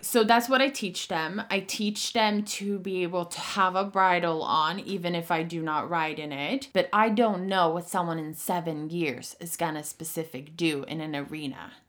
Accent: Sweden; moved away; I'm from Sweden, and I grew up in a very harsh riding co-, school situation

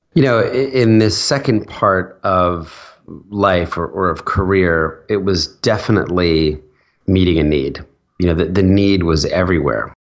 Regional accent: New Jersey, United States; also born or lived in Philadelphia; I was born in Philadelphia, and, and when I was four, my dad took a new job, uh, over in New Jersey, and he wanted to move the family

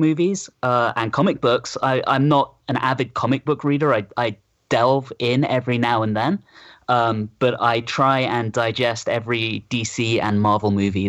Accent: London, United Kingdom; moved away as an adult; now in Georgia, United States; Grew up in London, moved to Georgia 8 years ago for my sins.

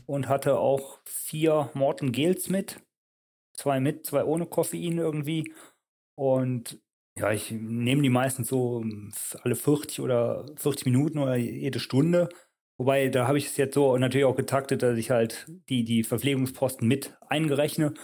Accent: Leichlingen, North Rhine-Westphalia, Germany; moved away as an adult; also born or lived in Leverkusen / Switzerland; now in Nänikon, Switzerland; ich bin gebürtig aus Leverkusen, bin aber in Leichlingen aufgewachsen

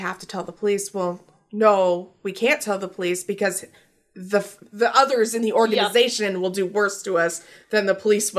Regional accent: United States; Like, I'm an American.

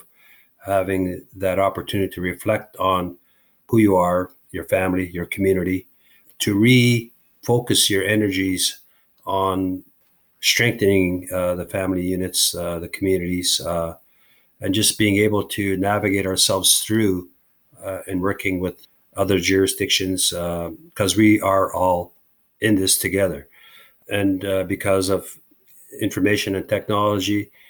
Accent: Long Plain First Nation, Manitoba, Canada; Growing up in Long Plain

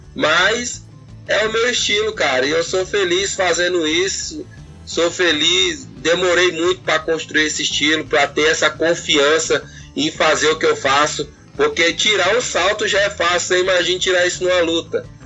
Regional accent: Brazil; a gente é brasileiro

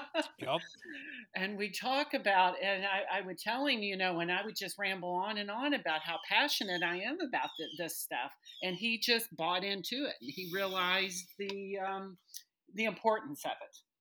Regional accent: Louisville, Kentucky, United States; moved away as an adult; now in southern Indiana, United States; I'm from Louisville, Kentucky, but I actually reside across the river in southern Indiana.

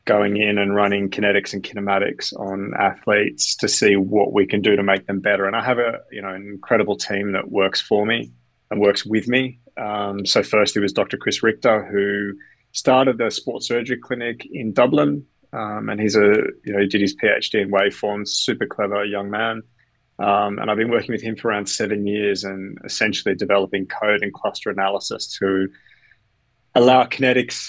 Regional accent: Australia; also born or lived in Canada; now in London, United Kingdom; I was born in Canada, grew up in Australia, educated in Australia, and live in London with my young family

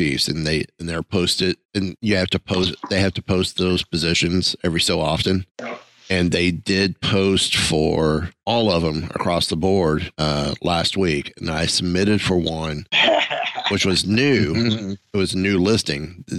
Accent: Kentucky, United States; born there; I was originally born in Kentucky, but by the time I graduated high school, I had 13 different street addresses across four states.

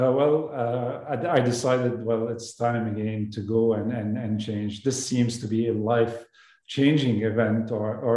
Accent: Lebanon; moved away as an adult; also born or lived in Toulouse, France; I came from Lebanon as an immigrant to France to do my study after high school

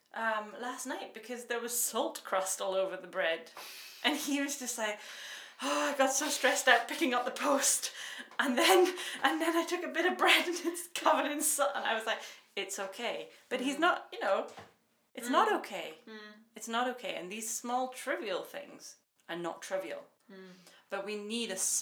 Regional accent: Scotland, United Kingdom; moved away as an adult; also born or lived in Edinburgh, Scotland / Denmark; now in Sweden; I'm Scottish

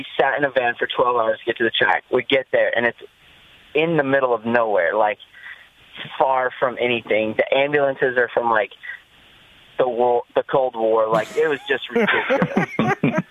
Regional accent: United States; I'm American too

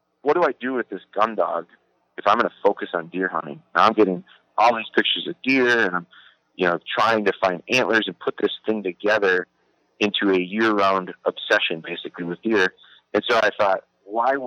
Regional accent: Wisconsin, United States; I'm from Wisconsin, so I was raised, like, it's real cultural

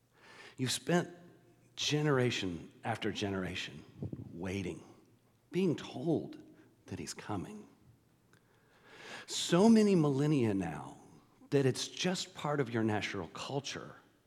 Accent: Texas, United States; now in Georgia, United States; We moved to Georgia in 1978, and it was late 78, and I came from Texas, and of course, I was not a Longhorns fan.

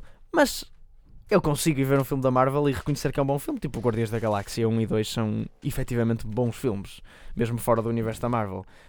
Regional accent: Portugal; somos portugueses

